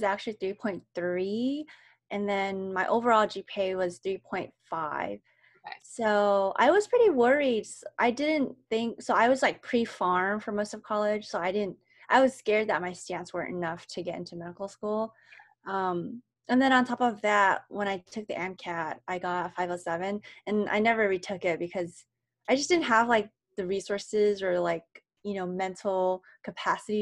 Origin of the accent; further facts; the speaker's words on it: Anaheim, California, United States; moved away as an adult; now in Virginia, United States; I'm from Southern California. More specifically, I'm from Anaheim, which is where Disneyland